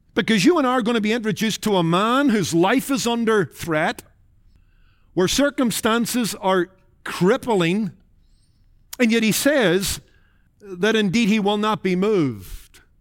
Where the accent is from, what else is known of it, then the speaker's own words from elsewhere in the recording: Northern Ireland, United Kingdom; Growing up in Northern Ireland in the Rathkilde Baptist Church and in among Irish Baptists